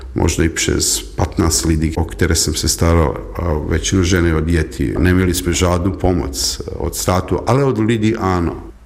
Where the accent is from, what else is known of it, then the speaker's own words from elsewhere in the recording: Belgrade, Serbia; Czech is a second language; moved away as an adult; also born or lived in Prague, Czech Republic; jsem Srb a narozen Bělehradu